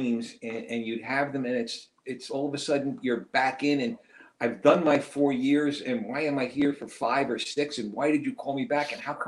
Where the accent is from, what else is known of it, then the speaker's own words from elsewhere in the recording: New York City, New York, United States; I was, born and raised in New York City.